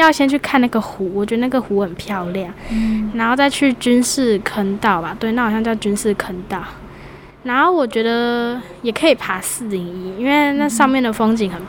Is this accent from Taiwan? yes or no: yes; Toucheng, Yilan County, Taiwan; 就头城人啊。